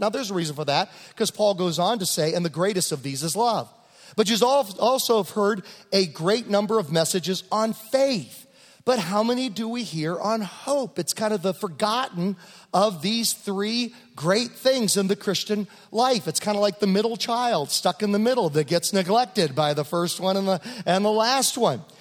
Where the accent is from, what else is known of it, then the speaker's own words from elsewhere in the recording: Virginia, United States; moved away; when I grew up in Virginia